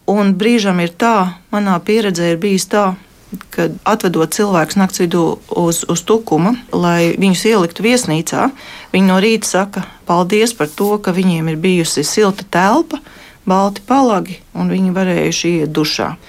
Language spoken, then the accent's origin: Latvian; Latvia; es esmu no Latvijas un es gribu palīdzēt.